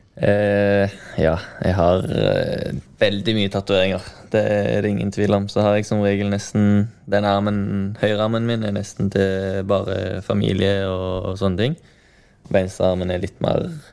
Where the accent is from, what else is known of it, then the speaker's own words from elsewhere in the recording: Norway; moved away; Jeg var jo kaptein på U19-laget som nordmann